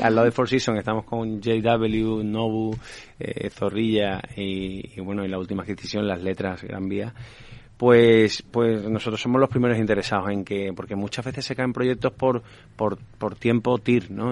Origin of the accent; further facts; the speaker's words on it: Seville, Andalusia, Spain; moved away as an adult; now in Madrid, Spain; yo como, como sevillano, que llevo 14 años en Madrid